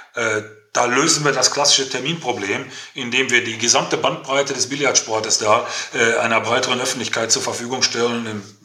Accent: Herne, North Rhine-Westphalia, Germany; ich komme ja aus dem Ruhrgebiet, also mitten im Ruhrpott, ich bin gebürtiger Herner, wohne auch immer noch hier, bin in einer, bin in einer Bergmannskneipe groß geworden

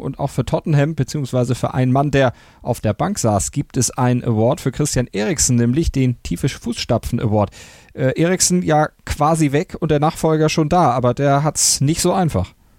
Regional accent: Germany; bei uns in Deutschland

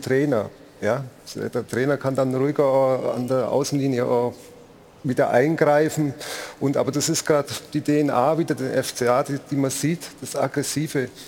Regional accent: Augsburg, Bavaria, Germany; als gebürtiger Augsburger

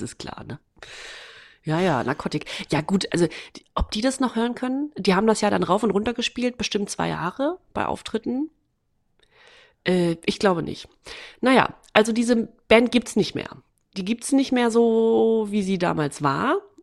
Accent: Waren, Mecklenburg-Vorpommern, Germany; moved away; in meiner Heimatstadt. Äh, und da war gleichzeitig, das ist Waren-Müritz

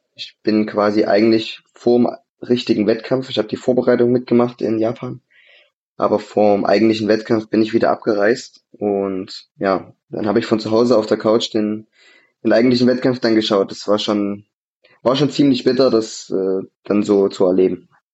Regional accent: Vogtland, Saxony, Germany; ich bin ja, ich bin ja Vogtländer, Gebürtiger

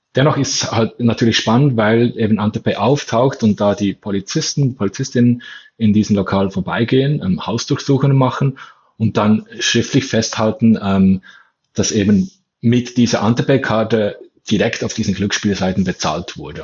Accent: Bern, Switzerland; ich komme ja aus Bern, ähm, aus der Hauptstadtregion in der Schweiz

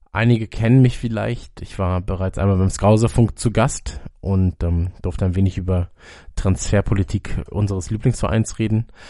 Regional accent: Munich, Bavaria, Germany; In ähm, München, in meiner Heimatstadt

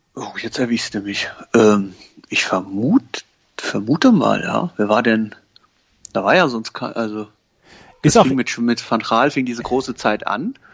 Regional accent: Koblenz, Rhineland-Palatinate, Germany; moved away; ich komme ja aus Koblenz ursprünglich

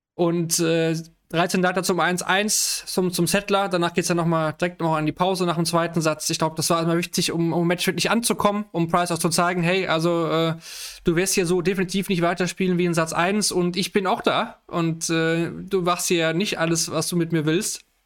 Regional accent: Germany; ich, als Deutscher

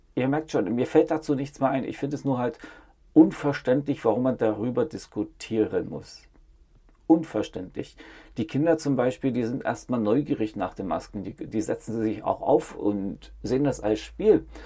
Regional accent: East Germany, Germany; Ich bin in der DDR aufgewachsen

